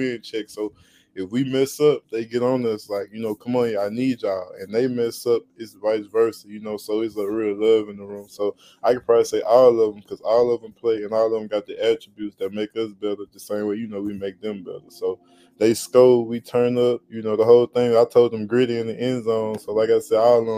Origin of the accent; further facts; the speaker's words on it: Louisiana, United States; I just closed on like 10 acres right in my hometown with me and my business associates. So we getting ready to do a lot of things there. And my farm, we getting ready to grow orange watermelon and yellow watermelon up in Baker, Louisiana